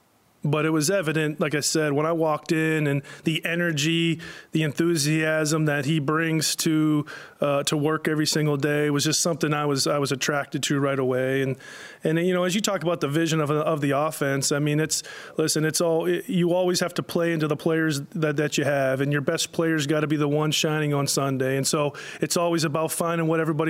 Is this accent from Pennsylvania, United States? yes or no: yes; Pittsburgh, Pennsylvania, United States; moved away; I grew up in Pittsburgh